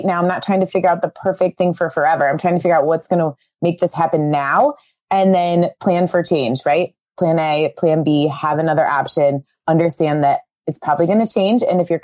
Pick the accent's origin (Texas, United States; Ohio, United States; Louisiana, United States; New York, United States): Ohio, United States; Cleveland; We're from Cleveland, Ohio. So CLE represents us.